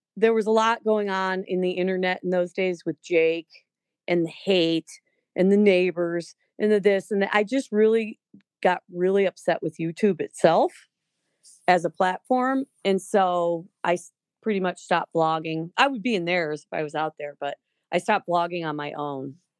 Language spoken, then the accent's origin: English; Lakewood, Ohio, United States; also born or lived in Westlake; grew up in lakewood